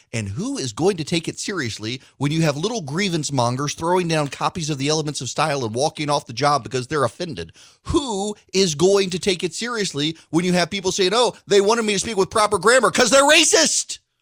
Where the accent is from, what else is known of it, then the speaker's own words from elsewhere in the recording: Jackson, Louisiana, United States; moved away as an adult; also born or lived in Macon, Georgia; I grew up in the First Baptist Church in Jackson, Louisiana